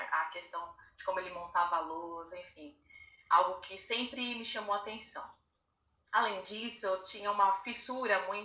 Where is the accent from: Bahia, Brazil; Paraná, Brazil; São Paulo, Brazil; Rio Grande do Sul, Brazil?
São Paulo, Brazil; moved away as an adult; also born or lived in Presidente Prudente, Brazil; now in Praia Grande, Brazil; Sou paulistana. É, vivi minha vida inteira em Budas Artes. Me formei em Presidente Prudente, interior de São Paulo. E hoje moro na Praia Grande, litoral paulista também, junto com meu esposo